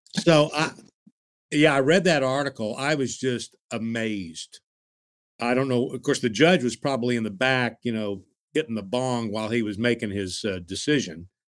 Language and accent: English; Tulsa, Oklahoma, United States; when I was growing up in Tulsa, we had the Tulsa Oilers ice hockey team